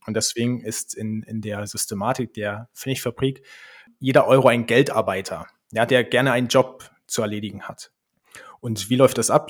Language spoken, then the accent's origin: German; Berlin, Germany; moved away as an adult; also born or lived in Switzerland; now in Leipzig, Germany; Ich komme ursprünglich aus Berlin und wir sind nach Leipzig gezogen